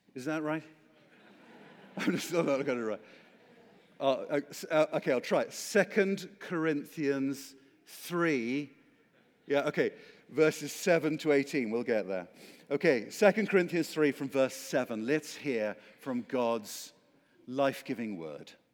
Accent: Oxford, South East England, United Kingdom; the reason I sound like this is because I come from Oxford, England.

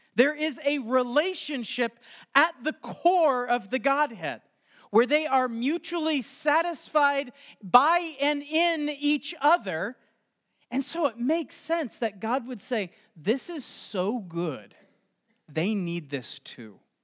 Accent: Los Angeles, California, United States; I am from Los Angeles

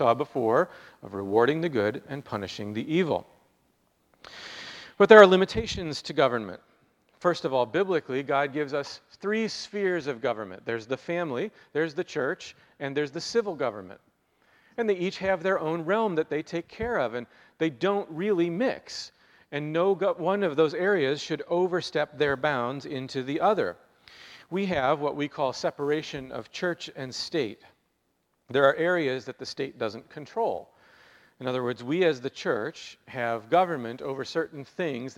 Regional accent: United States; as American Christians

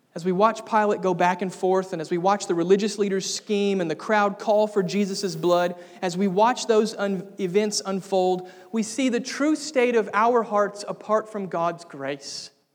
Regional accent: United States; I was born in America

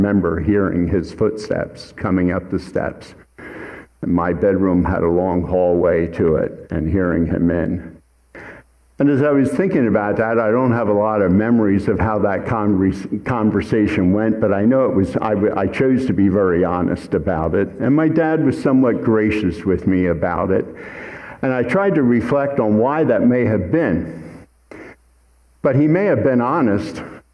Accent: Hatfield Township, Pennsylvania, United States; I grew up in Hatfield Township

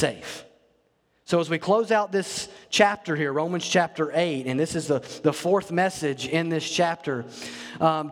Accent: North Alabama, United States; as a kid growing up in Alabama, there it was tornadoes. We didn't worry about hurricanes in North Alabama

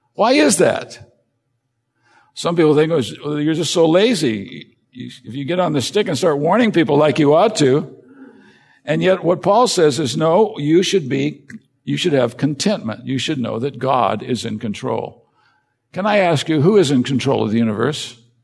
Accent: United States; as an American

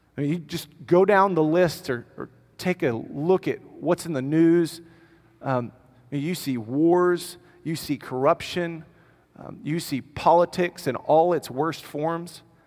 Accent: United States; because I'm American

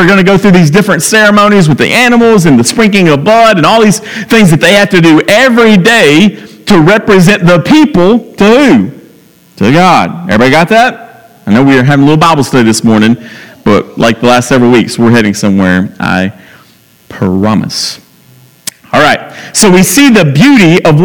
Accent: Franklin, United States; I'm from Franklin

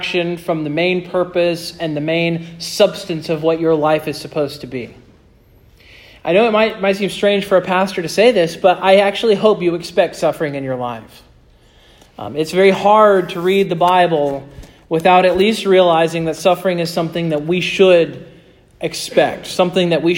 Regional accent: United States; as American Christians

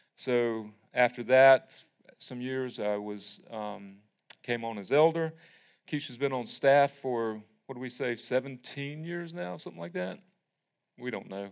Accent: Tryon, North Carolina, United States; I grew up in Tryon United Methodist

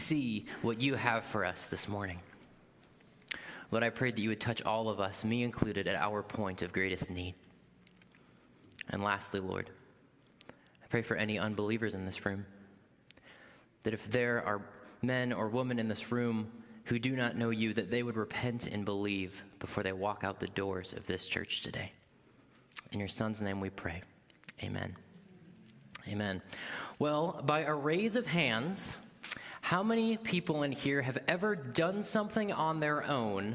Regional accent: Wisconsin, United States; moved away; also born or lived in Louisville, Kentucky; I am originally from Wisconsin

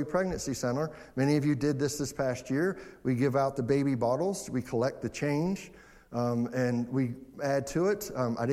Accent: Westernport, Maryland, United States; I grew up in Westernport

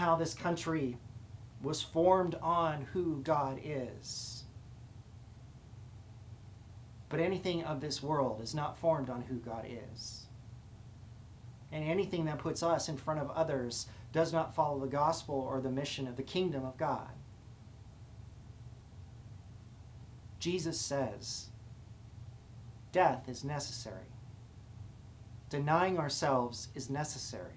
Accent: United States; we live in a country where we believe in freedom

